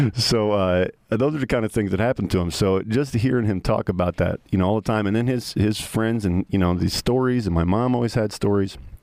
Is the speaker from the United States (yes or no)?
yes; New York, United States; moved away as an adult; I'm the New Yorker